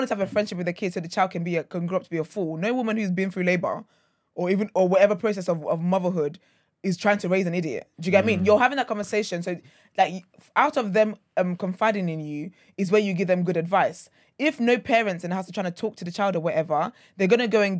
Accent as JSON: {"language": "English", "country": "Nigeria", "said": "I'm Nigerian"}